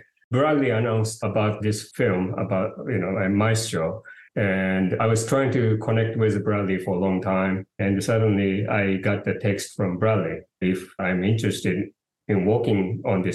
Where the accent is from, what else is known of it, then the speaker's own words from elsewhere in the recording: Japan; moved away; I'm from Japan and I was in Japan.